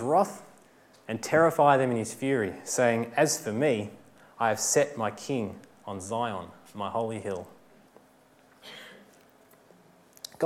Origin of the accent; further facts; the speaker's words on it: Victoria, Australia; I'm from Victoria